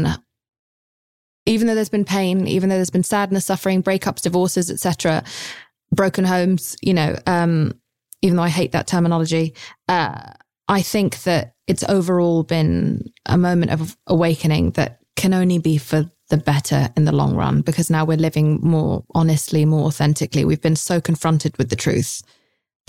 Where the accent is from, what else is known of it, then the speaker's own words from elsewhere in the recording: United Kingdom; I'm British